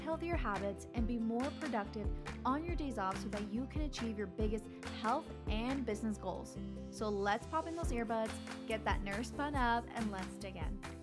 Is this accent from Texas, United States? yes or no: yes; Laredo, Texas, United States; my hometown, Laredo, Texas